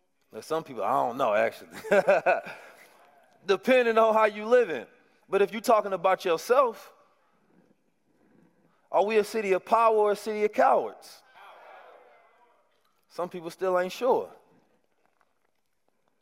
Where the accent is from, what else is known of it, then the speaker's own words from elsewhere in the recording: Oakland, California, United States; growing up in Oakland has been a blessing for me